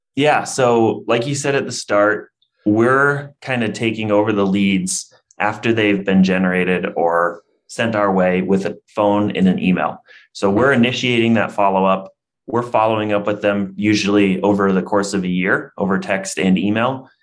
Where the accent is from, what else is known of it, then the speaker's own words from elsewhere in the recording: Iowa, United States; born and raised in Iowa